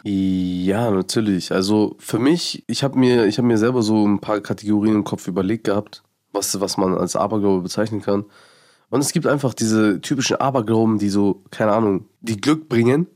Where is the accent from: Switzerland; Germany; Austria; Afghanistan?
Afghanistan; Bei uns in Afghanistan